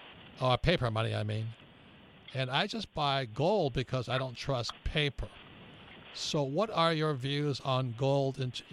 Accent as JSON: {"language": "English", "country": "United States"}